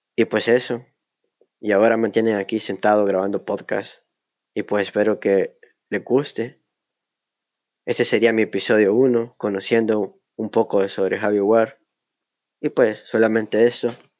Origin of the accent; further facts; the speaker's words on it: El Salvador; Soy del Salvador.